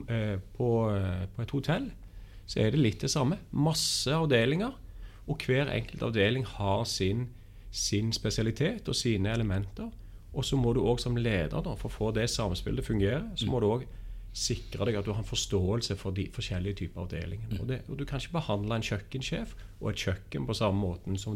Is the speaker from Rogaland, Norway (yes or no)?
yes; Stavanger, Rogaland, Norway; also born or lived in Copenhagen, Denmark; hører gjerne på dialekten at jeg er fra Stavanger. Ja, Det er ikke vanskelig. og har flytta meg rundt i, i, i Norden spesielt.